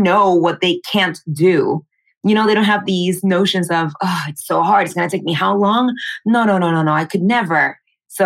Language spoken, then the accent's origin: English; Panama; moved away as an adult; now in New York, United States; I was born and raised in Panama. I actually moved here to New York 8 years ago to study musical theater and acting for film.